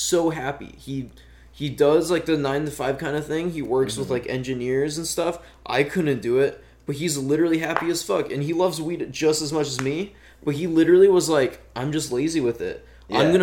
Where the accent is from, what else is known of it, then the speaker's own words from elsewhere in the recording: North Dakota, United States; growing up in North Dakota